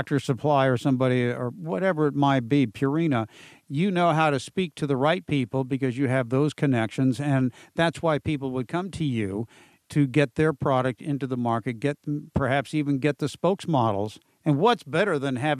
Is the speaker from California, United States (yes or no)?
yes; San Diego, California, United States; I'm down in San Diego in my hometown